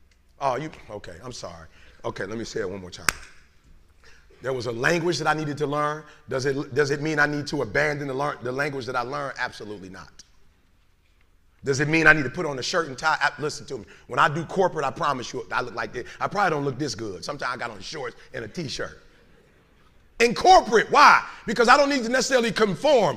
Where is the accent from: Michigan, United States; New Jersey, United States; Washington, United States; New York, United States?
Michigan, United States; Detroit; I'm from Detroit.